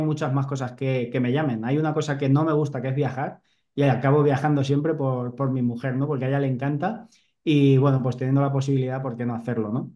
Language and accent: Spanish; Albacete, Castilla-La Mancha, Spain; moved away as an adult; also born or lived in Mahora / Balearic Islands; yo siempre digo que soy un chaval de pueblo, o sea, yo soy de Albacete